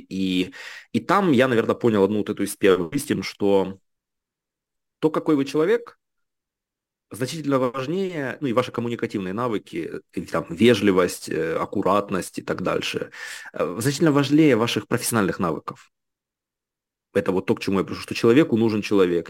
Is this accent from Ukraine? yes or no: yes; Kharkiv, Kharkiv Oblast, Ukraine; moved away as an adult; also born or lived in Lyon, France; now in Paris, France; я родился в городе Харькове, рос до школы я в Херсонской области, такой хлопчик с нашего села